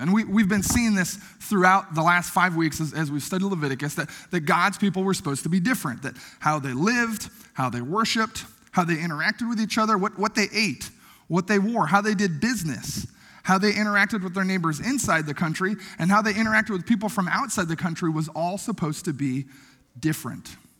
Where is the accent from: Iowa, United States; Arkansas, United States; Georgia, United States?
Iowa, United States; Logan; moved away; my hometown of Logan, Iowa